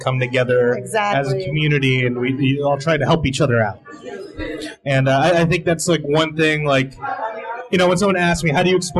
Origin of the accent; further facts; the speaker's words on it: Orange, California, United States; growing up here